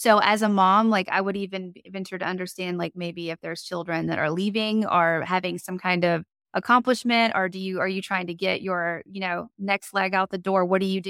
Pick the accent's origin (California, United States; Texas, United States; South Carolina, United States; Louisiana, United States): Louisiana, United States; Monroe; I was born in Monroe.